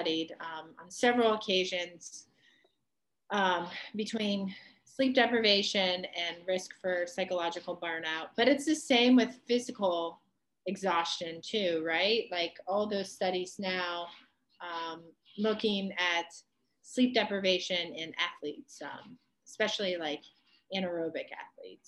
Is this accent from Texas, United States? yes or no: no; Ohio, United States; growing up in Ohio.